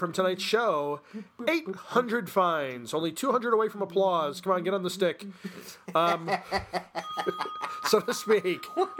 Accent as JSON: {"language": "English", "country": "Ireland", "said": "Because I am. I'm Irish."}